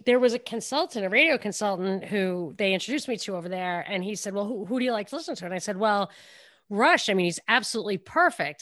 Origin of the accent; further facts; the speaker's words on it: New York, United States; moved away; also born or lived in the South (US); I'm from New York